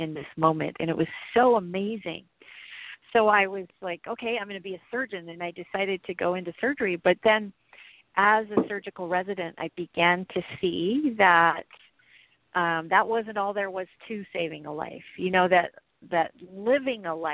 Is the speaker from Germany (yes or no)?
yes; Germany; now in Santa Rosa, United States; I was living in Germany. I was born in Germany